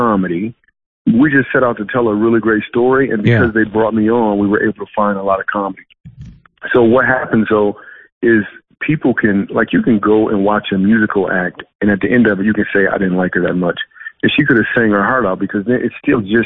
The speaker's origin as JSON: {"language": "English", "town": "Grand Rapids", "region": "Michigan", "country": "United States", "also_born_or_lived": "New York City / Los Angeles", "moved": "yes", "lives_now": "Dallas, United States", "said": "I am from Michigan."}